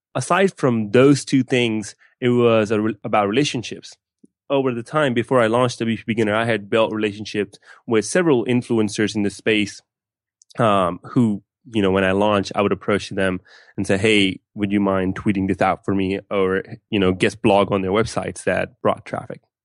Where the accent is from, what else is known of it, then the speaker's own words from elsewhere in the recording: West Palm Beach, Florida, United States; also born or lived in Pakistan / Gainesville, Florida; I grew up in West Palm Beach, Florida